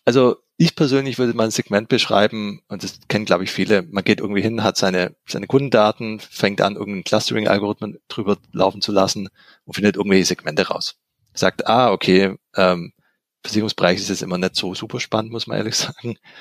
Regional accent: Swabia, Germany; ich bin ja auch Schwabe

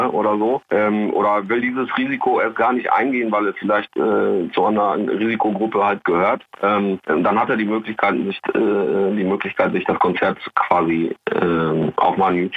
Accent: Recklinghausen, North Rhine-Westphalia, Germany; Ich stand auch mal kurz davor in meiner Heimatstadt Recklinghausen

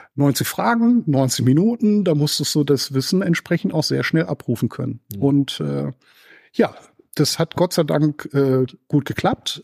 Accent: Germany; hier bei uns in Deutschland

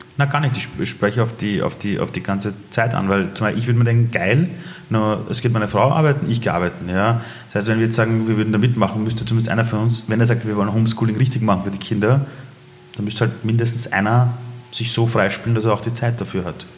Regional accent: Iran; moved away; ich komme aus dem Iran

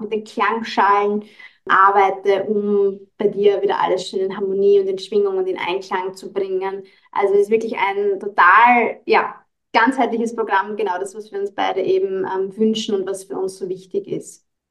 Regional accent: Austria; bei uns in Österreich

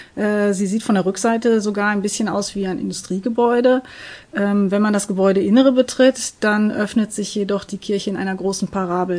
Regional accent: Gelsenkirchen, North Rhine-Westphalia, Germany; ich bin selbst gebürtige Gelsenkirchnerin

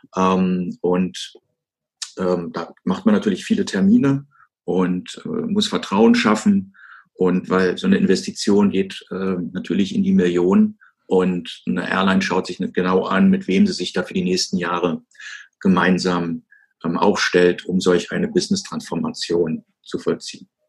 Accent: Germany; als, als Deutscher

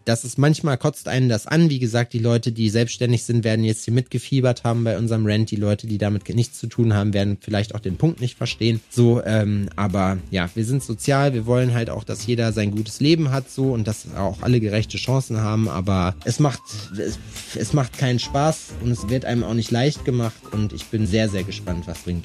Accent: Schalksmühle, North Rhine-Westphalia, Germany; moved away; da wo ich herkomme, aus Schalksmühle

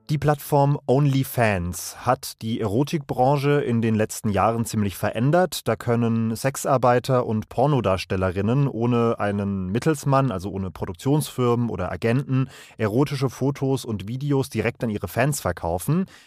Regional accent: Duisburg, North Rhine-Westphalia, Germany; ich komme aus Duisburg, einem der größten Stahlstandorte in Deutschland. Und ich komme aus dem Pott.

